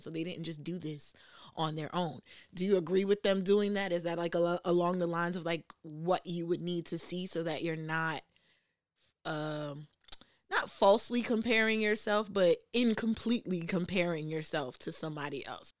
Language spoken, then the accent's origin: English; New York City, New York, United States; also grew up in the, in New York, I'm from the Bronx